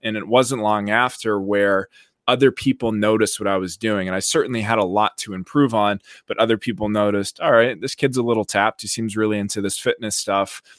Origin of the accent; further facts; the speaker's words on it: about an hour outside of Boston, Massachusetts, United States; moved away as an adult; also born or lived in South Beach, Florida; now in Miami Beach, United States; I grew up in Massachusetts, about an hour outside of Boston